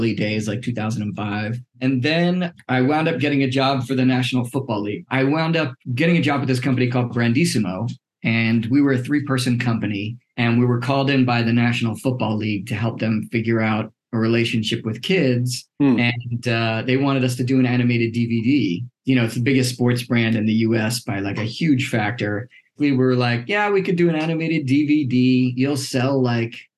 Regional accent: New Jersey, United States; moved away as an adult; also born or lived in Boston / New York; now in Los Angeles, United States; I grew up in New Jersey

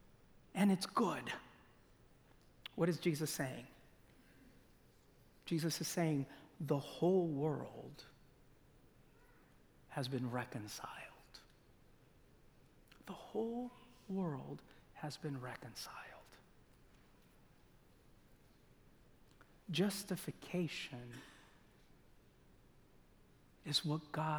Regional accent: Loma Linda, California, United States; I grew up in Loma Linda

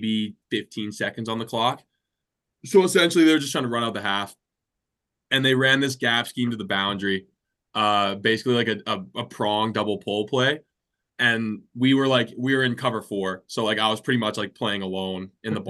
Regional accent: Alberta, Canada; moved away as an adult; also born or lived in Oregon; now in Saskatoon, Canada; Growing up in Alberta

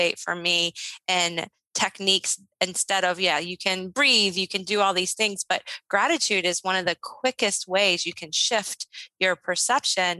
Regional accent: Shenandoah Valley, Virginia, United States; I grew up in the Shenandoah Valley

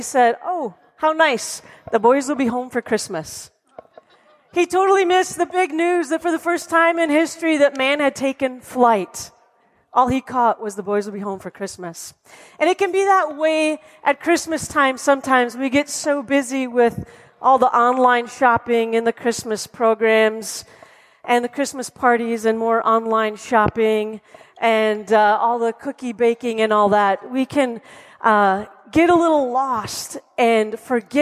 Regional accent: Wisconsin, United States; now in North Carolina, United States; growing up in Wisconsin

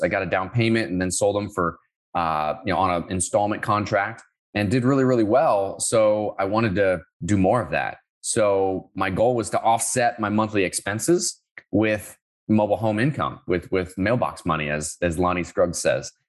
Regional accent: Orlando, Florida, United States; moved away as an adult; also born or lived in Sioux Falls, South Dakota / Finland; I grew up around Orlando, Florida

